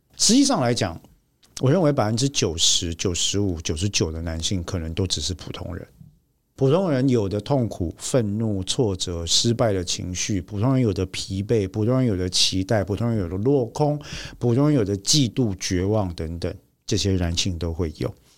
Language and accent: Chinese; Taiwan; 我们台湾人的父母啊，从过去我的父母那一代到这一代，到下一代